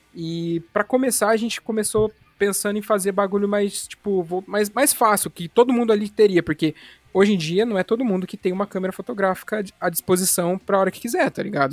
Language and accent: Portuguese; interior of São Paulo, Brazil; moved away; Eu sou lá, de, lá do interior de São Paulo